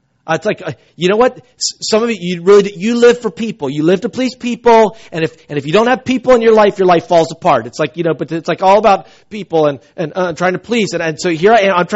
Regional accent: South Carolina, United States; I grew up in South Carolina.

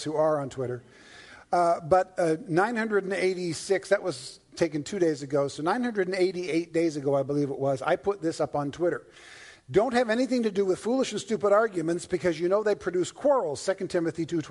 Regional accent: Toronto, Ontario, Canada; also born or lived in Newfoundland; now in California, United States; I was born in Newfoundland and raised in Toronto

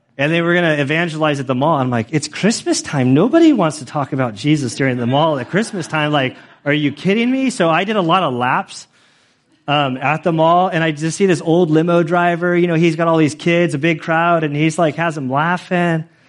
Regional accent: United States; I'm an American.

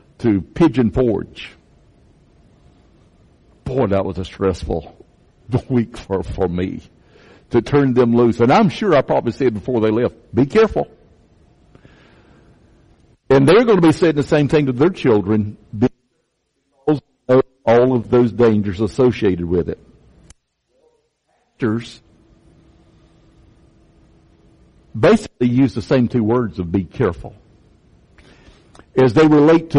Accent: Chesterfield County, South Carolina, United States; I grew up in Chesterfield County

